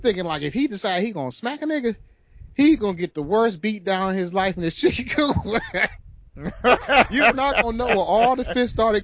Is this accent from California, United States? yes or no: no; Detroit, Michigan, United States; we're from Detroit